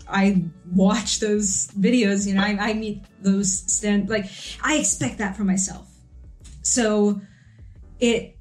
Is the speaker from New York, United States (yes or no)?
yes; New York, United States; I'm from New York. I grew up here. I live here.